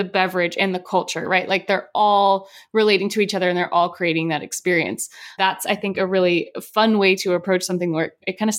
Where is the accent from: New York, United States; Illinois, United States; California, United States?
California, United States; San Diego; people would say, "Where are you from?" And I would say San Diego